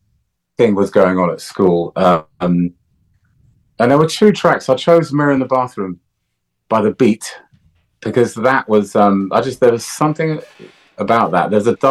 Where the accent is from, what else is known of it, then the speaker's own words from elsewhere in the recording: Jamaica; But, you know, growing up in Jamaica, the resources are a little bit scarce